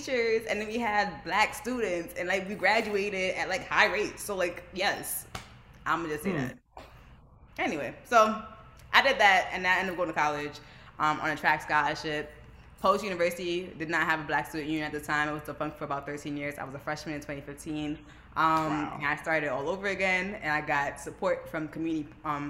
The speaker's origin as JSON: {"language": "English", "town": "New York City", "region": "New York", "country": "United States", "tie": "born or raised there", "said": "I'm from Brooklyn, New York. My parents immigrated from Jamaica 26 years ago now, in 1996, to New York. And I was born and raised there"}